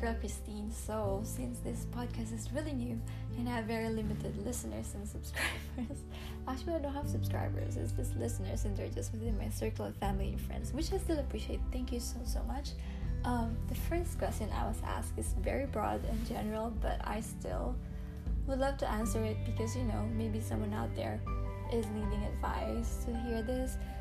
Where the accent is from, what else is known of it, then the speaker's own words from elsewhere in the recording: Quezon City, Metro Manila, Philippines; moved away as an adult; also born or lived in Camarines Sur, Philippines / Middle East; now in Henderson, United States; I was born in Camarines Sur, raised in Quezon City